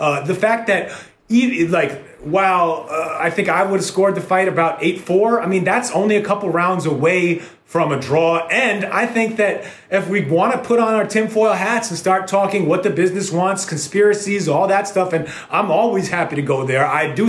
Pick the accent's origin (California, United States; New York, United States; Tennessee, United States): New York, United States; born or raised there